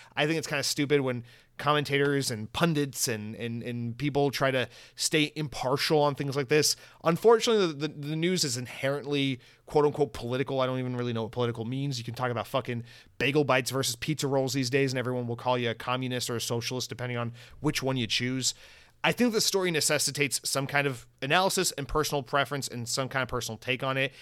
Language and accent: English; Atlanta, Georgia, United States; now in Florida, United States; I'm from the South. Atlanta's my home. Now I live in Florida.